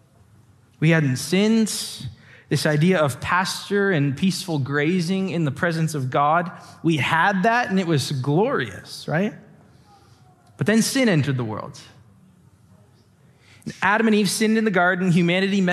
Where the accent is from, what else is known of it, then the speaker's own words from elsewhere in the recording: LaSalle, Ontario, Canada; now in Windsor, Canada; I grew up in LaSalle